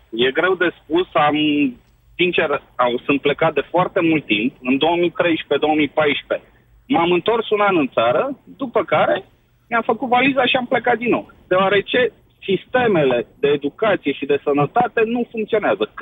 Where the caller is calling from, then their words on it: United Kingdom; Sunt din Marea Britanie.